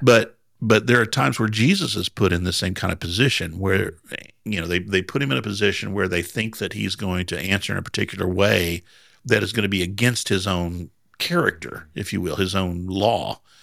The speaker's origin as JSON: {"language": "English", "region": "Southern Indiana", "country": "United States", "said": "I'm from Southern Indiana, so we really kinda just talk however we want"}